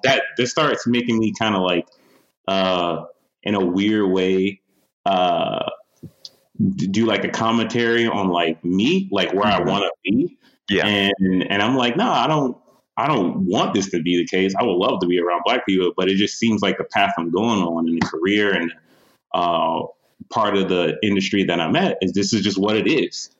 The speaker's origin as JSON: {"language": "English", "town": "Detroit", "region": "Michigan", "country": "United States", "tie": "born or raised there", "said": "In my hometown, Detroit, in Michigan"}